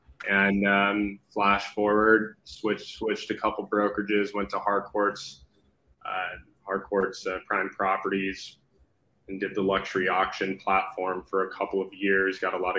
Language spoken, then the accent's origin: English; Crestline, California, United States; the little town where I grew up, Crestline, California. It's kind of in the Big Bear Mountain area.